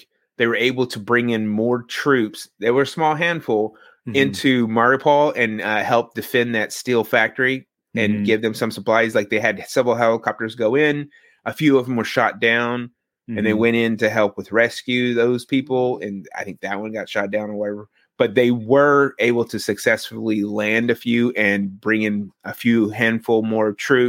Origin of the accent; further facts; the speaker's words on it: Louisiana, United States; Yeah, I learned that the first day I was here, because I came from Louisiana and we put our fucking blinkers on.